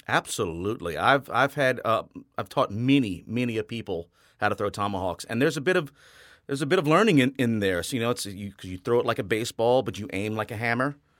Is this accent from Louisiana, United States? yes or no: yes; Rayne, Louisiana, United States; moved away; also born or lived in New Orleans; Born and raised in Rain, Louisiana